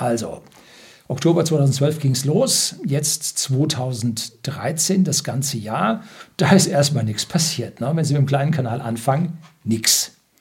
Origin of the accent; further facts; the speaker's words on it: Germany; bei uns in Deutschland